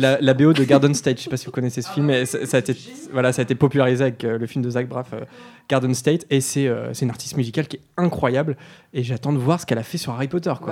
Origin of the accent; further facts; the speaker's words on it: Normandy, France; on est normand